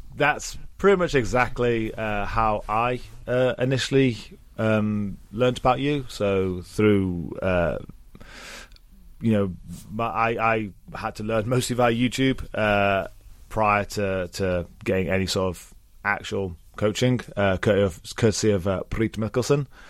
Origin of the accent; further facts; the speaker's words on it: England, United Kingdom; accent: English; I am English